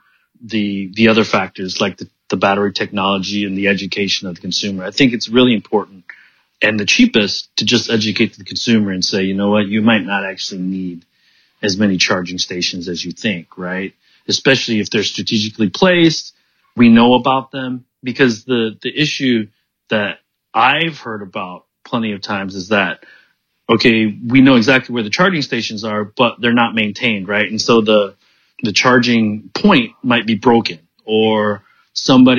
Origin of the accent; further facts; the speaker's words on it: Pontiac, Michigan, United States; moved away as an adult; also born or lived in Detroit / Silicon Valley; now in Beijing, China; I grew up in Pontiac